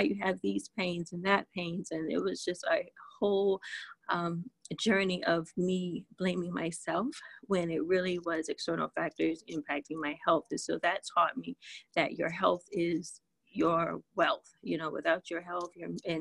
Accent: the South, United States; I'm from the South

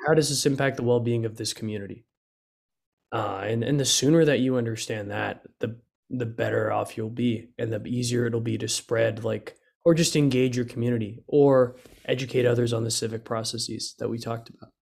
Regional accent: Dallas, Texas, United States; also born or lived in McKinney; we're both from Dallas.

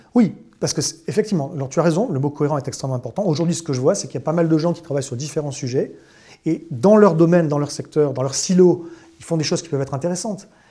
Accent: Bordeaux, Nouvelle-Aquitaine, France; moved away; je suis bordelais à l'origine

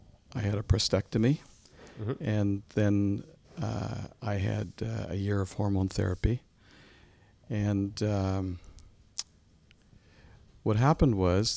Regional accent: Ottawa, Ontario, Canada; also born or lived in Manotick; I grew up in Ottawa.

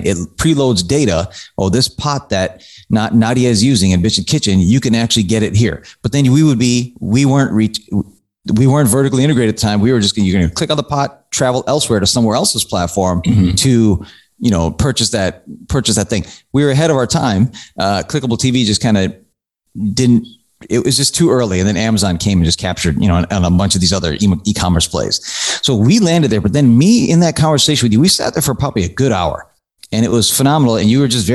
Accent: Chicago, Illinois, United States; also born or lived in New York area; now in New York, United States; I'm from Chicago area, live in New York area now

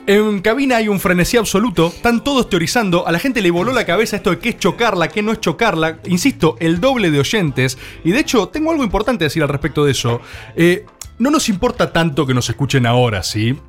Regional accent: Argentina; como gente que vive en este país como argentinos

